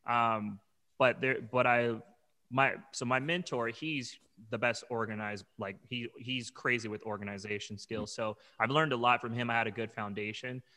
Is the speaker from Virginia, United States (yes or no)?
no; Long Beach, California, United States; also born or lived in Arizona; now in New York, United States; I'm originally from Long Beach, California, and I lived in Arizona for many years, and I moved to New York, uh, almost three years ago.